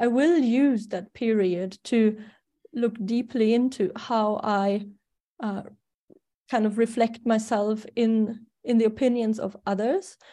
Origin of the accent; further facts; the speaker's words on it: Germany; accent: German; English is a second language; also born or lived in Sweden; now in Spain; I was born in Germany, so that's the funny accent I cannot get rid